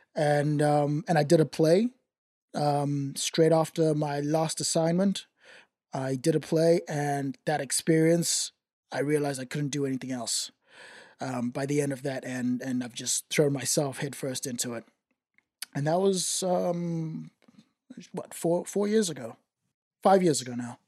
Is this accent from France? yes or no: no; Zimbabwe; accent: white Zimbabwean; now in Australia; I grew up in Zim, in Zimbabwe